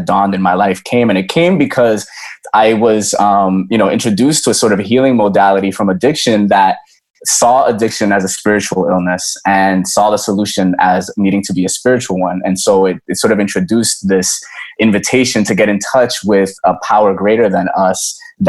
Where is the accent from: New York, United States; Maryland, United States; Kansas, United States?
New York, United States; also born or lived in Dominican Republic; I was growing up in New York, I was born in the DR, but I was growing up in New York